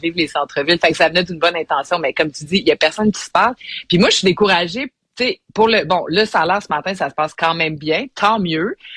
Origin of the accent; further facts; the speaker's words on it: Montreal, Quebec, Canada; je suis une Montréalaise. j'ai, euh, je me suis frotté les genoux dans les ruelles de Montréal